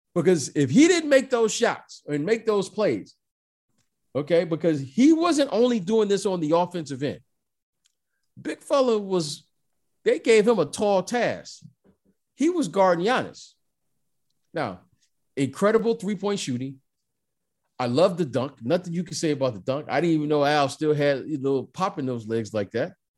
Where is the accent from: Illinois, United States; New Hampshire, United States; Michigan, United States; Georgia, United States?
Michigan, United States; Detroit; I grew up in Detroit, Michigan